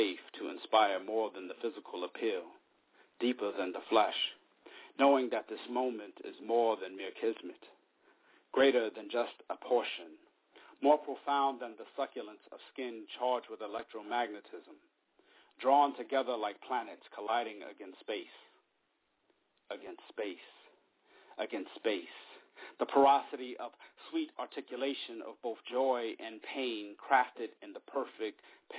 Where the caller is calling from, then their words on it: Japan; I asked you in private if I could read two poems since I'm calling from Japan